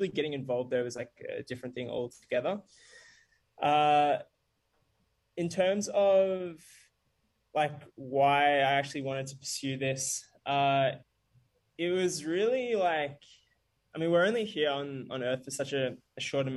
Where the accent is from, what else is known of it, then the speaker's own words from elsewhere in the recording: Bendigo, Victoria, Australia; also born or lived in South Africa / Melbourne; Growing up, lived in Bendigo for a little while, which is like a small country town. Not small, actually, about 100,000 people, about 2 hours away from Melbourne before moving to Melbourne when I was a teenager